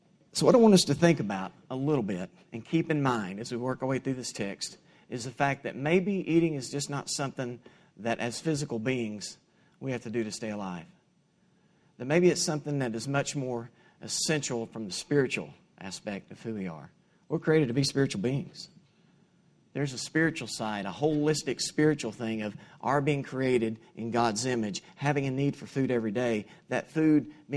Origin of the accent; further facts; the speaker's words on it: Kingston, Tennessee, United States; I grew up in Kingston, Tennessee. It's about 35 miles west of here